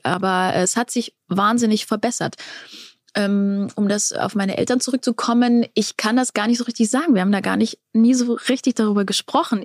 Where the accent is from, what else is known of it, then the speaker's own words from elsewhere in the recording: Black Forest, Baden-Württemberg, Germany; bei uns im Schwarzwald